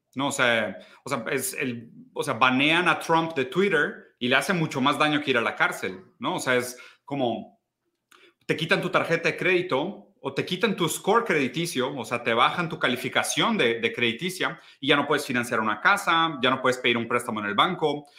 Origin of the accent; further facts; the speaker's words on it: Brazil; also born or lived in Italy; yo soy brasileño